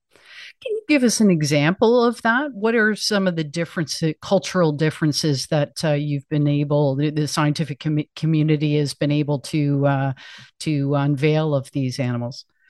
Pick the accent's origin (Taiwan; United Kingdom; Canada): Canada; as a Canadian